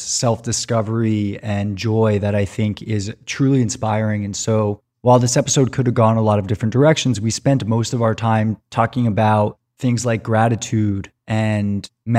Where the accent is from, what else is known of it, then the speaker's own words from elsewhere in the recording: New York, United States; my home state of New York